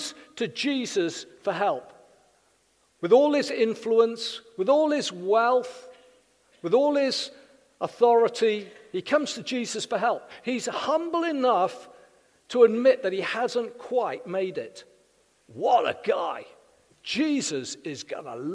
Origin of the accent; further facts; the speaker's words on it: South Wales, United Kingdom; now in Winchester, United Kingdom; In Wales, I'm from South Wales